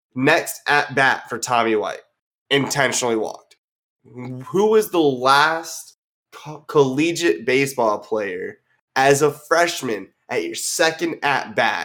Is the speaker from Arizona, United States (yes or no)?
no; Colorado, United States; now in North Carolina, United States; So I was born and raised in Colorado